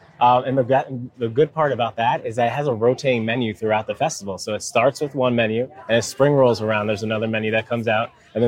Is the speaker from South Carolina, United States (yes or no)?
yes; Charleston, South Carolina, United States; I'm from Charleston, South Carolina. I am a husband, father to two beautiful little girls.